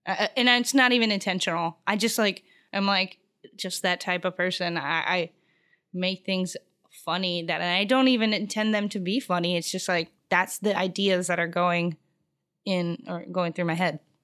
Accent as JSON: {"language": "English", "region": "Arizona", "country": "United States", "tie": "born or raised there", "also_born_or_lived": "Houston, Texas", "moved": "as an adult", "lives_now": "Los Angeles, United States", "said": "I was really, like, raised in Arizona"}